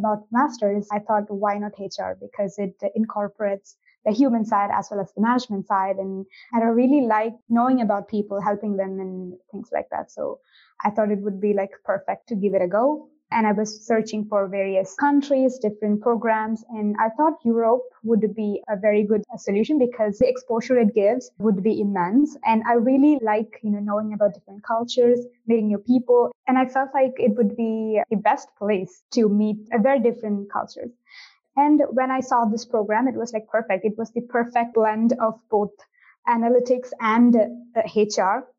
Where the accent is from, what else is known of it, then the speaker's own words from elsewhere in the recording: India; moved away as an adult; now in Milan, Italy; I'm originally from India